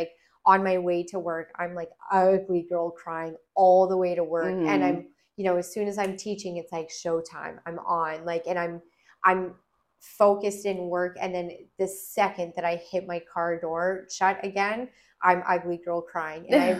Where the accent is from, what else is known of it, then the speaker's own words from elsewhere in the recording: Alberta, Canada; And I was like, hey, guys, I'm here from Alberta.